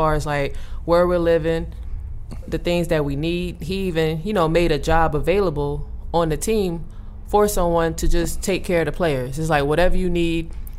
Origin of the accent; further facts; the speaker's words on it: East Coast, United States; I never imagined playing in Vegas. I'm from the East Coast